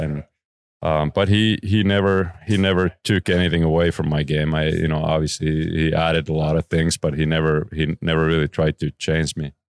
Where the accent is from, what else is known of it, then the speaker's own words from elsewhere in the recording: Oulu, North Ostrobothnia, Finland; moved away as an adult; close to my hometown, Oulu. Um, that's where I was born.